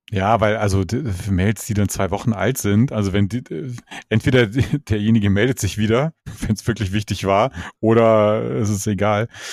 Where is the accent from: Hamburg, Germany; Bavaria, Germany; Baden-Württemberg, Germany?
Hamburg, Germany; so als Hamburger